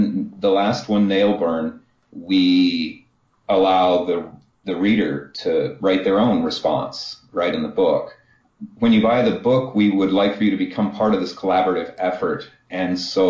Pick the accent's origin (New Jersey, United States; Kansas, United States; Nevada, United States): Kansas, United States; I got an art degree from Kansas